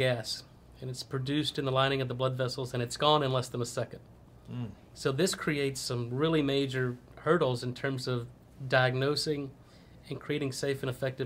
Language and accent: English; Texas, United States; also born or lived in Louisiana / Boston; I'm a Texas boy. I grew up in Texas